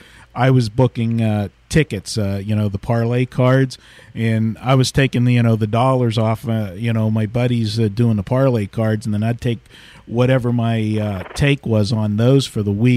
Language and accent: English; western Pennsylvania, United States; I was on the western side